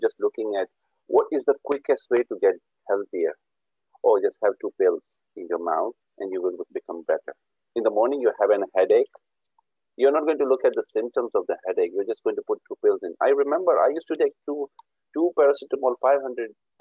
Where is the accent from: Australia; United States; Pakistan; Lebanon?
Pakistan; moved away as an adult; I was brought up in Pakistan